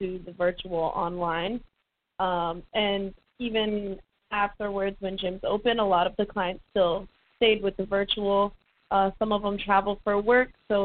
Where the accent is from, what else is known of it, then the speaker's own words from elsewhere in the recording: California, United States; moved away as an adult; also born or lived in Florida; now in Tampa, United States; I'm from California. I'm a California girl